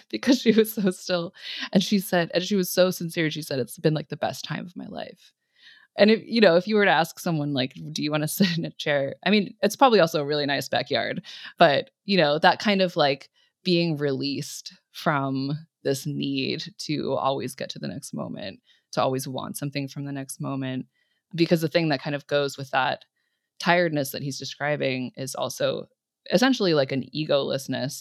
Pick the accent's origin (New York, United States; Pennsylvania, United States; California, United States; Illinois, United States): California, United States; growing up in California